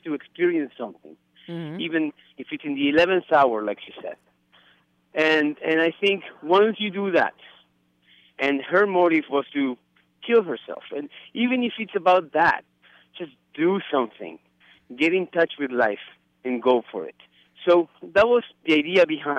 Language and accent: English; Uruguay; English is a second language; I am from Uruguay, hence my accent